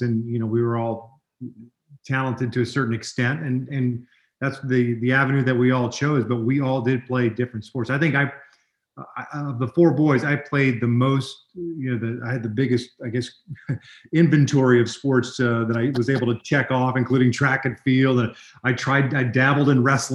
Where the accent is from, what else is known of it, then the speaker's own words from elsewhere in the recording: Overland Park, Kansas, United States; moved away as an adult; also born or lived in Miami, Florida; I was born in Miami and raised in the Kansas City area, a place called Overland Park